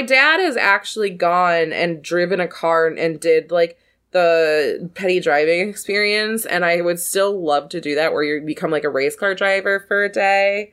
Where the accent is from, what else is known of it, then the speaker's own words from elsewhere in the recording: the South, United States; I grew up in the South